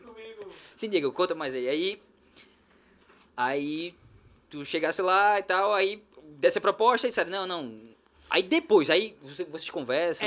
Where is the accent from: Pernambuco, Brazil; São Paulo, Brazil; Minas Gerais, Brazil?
Pernambuco, Brazil; Olinda; also born or lived in Recife (North Zone); Olinda é onde eu nasci